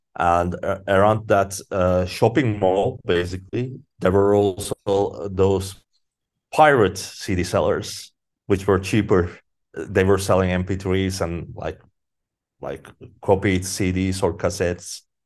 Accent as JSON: {"language": "English", "town": "Izmit", "region": "Kocaeli", "country": "Turkey", "tie": "born or raised there", "said": "I grew up in Izmit, in a city called Izmit."}